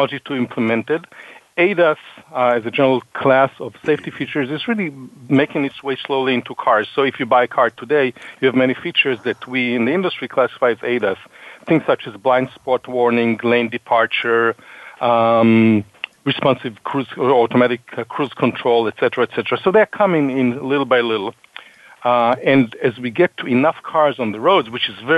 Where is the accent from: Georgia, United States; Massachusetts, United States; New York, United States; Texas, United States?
Massachusetts, United States; Boston; I'm from Boston.